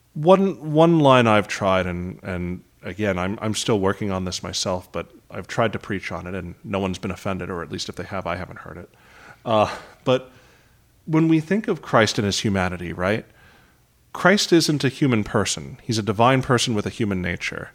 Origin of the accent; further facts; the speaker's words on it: New York City, New York, United States; also born or lived in Manhattan; I grew up in Queens